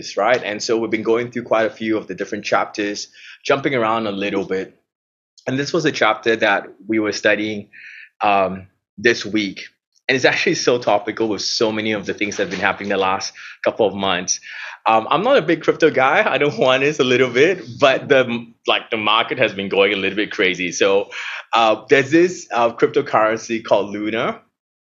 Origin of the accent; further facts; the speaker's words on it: Singapore; now in Melbourne, Australia; I'm from Singapore